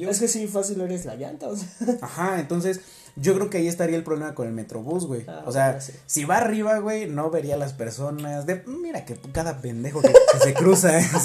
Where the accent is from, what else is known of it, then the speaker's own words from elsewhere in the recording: Mexico City, Mexico; yo soy de la ciudad, yo soy capitalino.